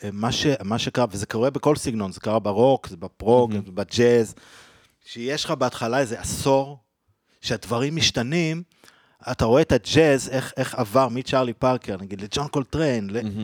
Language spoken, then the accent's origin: Hebrew; Israel; אני גדלתי בקיבוץ